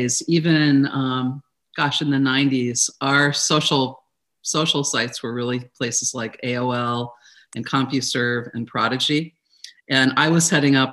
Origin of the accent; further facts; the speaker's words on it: Elyria, Ohio, United States; moved away as an adult; also born or lived in Corvallis, Oregon; now in San Francisco Bay Area, United States; I grew up in Ohio, in northeastern Ohio, a city called Elyria.